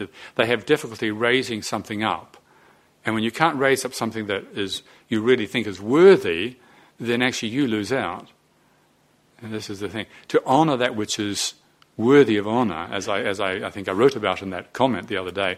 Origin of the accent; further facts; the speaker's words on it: Te Awamutu, Waikato, New Zealand; also born or lived in Moranesville, New Zealand; I grew up in Te Awamutu and in Moranesville in New Zealand